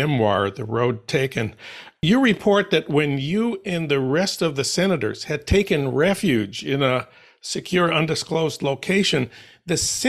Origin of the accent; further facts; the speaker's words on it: St. Paul, Minnesota, United States; my hometown of St. Paul